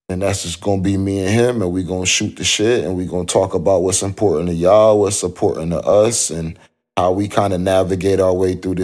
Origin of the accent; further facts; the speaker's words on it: New York, United States; also born or lived in Connecticut; I grew up in New York and Connecticut. I'll just keep it like that. I had a roundabout childhood, moved a couple places, but had a stable home.